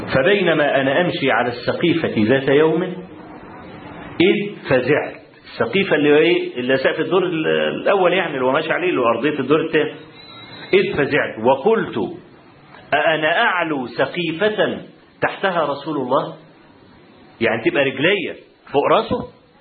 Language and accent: Arabic; Egypt; أنا من مصر.